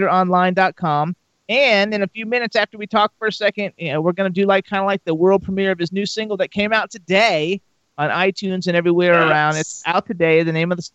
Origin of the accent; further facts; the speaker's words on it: West Palm Beach, Florida, United States; also born or lived in Kendall / Fort Lauderdale; I was born in Kendall, and then I lived in Fort Lauderdale. I grew up in West Palm Beach